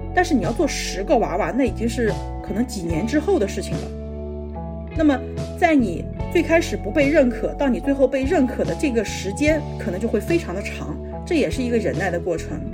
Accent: China; moved away as an adult; also born or lived in Japan; 我是中国人

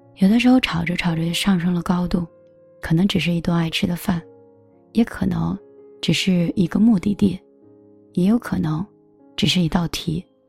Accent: northern China, China; 我是北方人

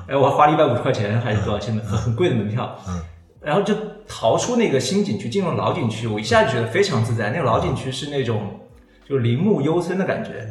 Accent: Hunan, China; 我是湖南人

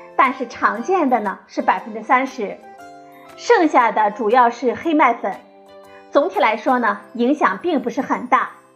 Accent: China; 我们中国人大米吃得多

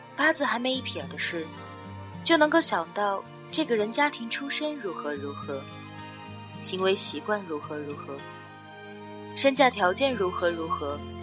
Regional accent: China; 我们中国人

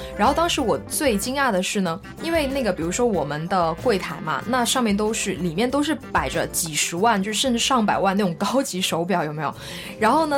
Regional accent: China; now in France; 作为一个中国人

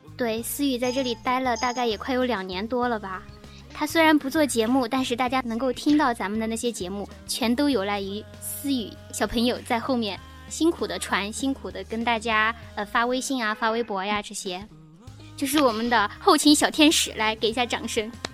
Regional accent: Anhui, China; 其实我也是安徽的哟

